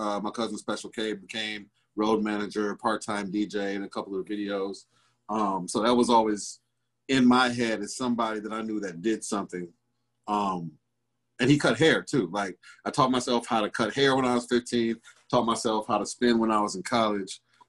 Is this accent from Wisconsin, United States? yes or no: yes; Milwaukee, Wisconsin, United States; I grew up on Sherman and Good Hope. My parents were both MPS teachers and administrators. So they had to build a house in the city.